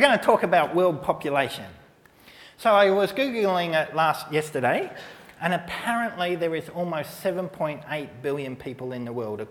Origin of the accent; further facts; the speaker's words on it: Melbourne, Victoria, Australia; moved away; also born or lived in Brooklyn Park; in Melbourne, as a 16-year-old, I did a social work placement as my work experience for school